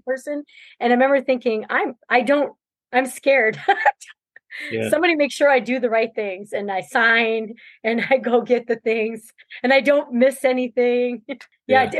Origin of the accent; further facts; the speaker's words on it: New Brunswick, Canada; moved away as an adult; now in Minnesota, United States; I'm from Canada, New Brunswick, Canada